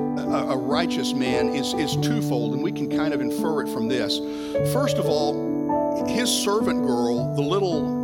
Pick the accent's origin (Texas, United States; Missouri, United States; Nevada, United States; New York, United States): Texas, United States; as a Texan